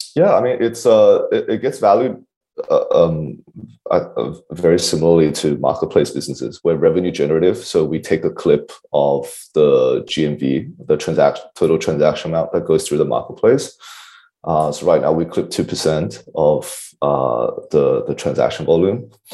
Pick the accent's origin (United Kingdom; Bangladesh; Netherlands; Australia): Australia; I'm an Aussie